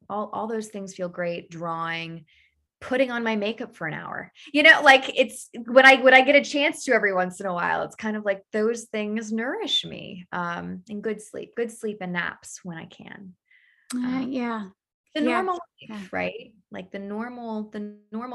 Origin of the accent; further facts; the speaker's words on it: Daytona Beach, Florida, United States; I was born in Daytona Beach on the, house on the river, house on the ocean, always by the water